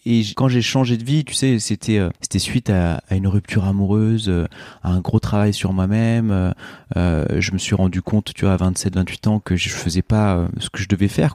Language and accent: French; Oyonnax, Auvergne-Rhône-Alpes, France; j'ai grandi à Oyonnax dans l'Ain